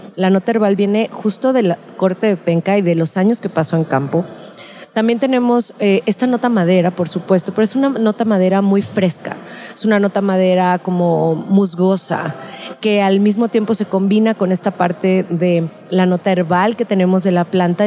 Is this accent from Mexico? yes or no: yes; Guadalajara, Jalisco, Mexico; soy de Guadalajara y tequilera de toda la vida.